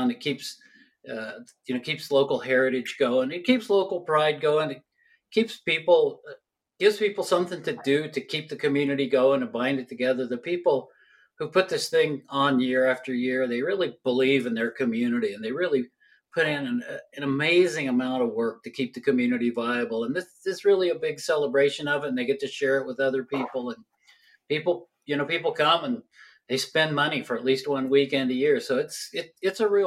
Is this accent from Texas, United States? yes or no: no; Kansas, United States; now in Colorado, United States; I grew up in Kansas.